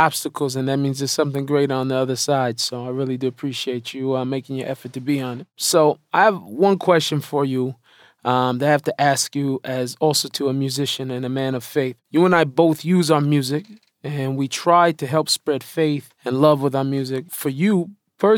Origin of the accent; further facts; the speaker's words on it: Seattle, Washington, United States; moved away as an adult; now in Israel; I was born in Seattle to hip-hop parents, got in trouble as a kid